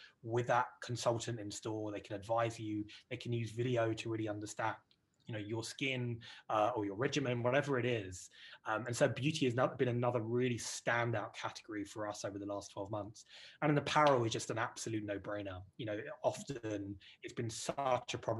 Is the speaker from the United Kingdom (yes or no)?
yes; United Kingdom; accent: British; you can tell my British accent, guys, that we got started here in the UK